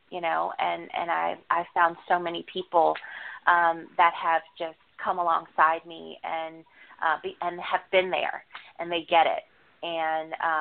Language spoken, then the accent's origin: English; New Orleans, Louisiana, United States; I'm from New Orleans.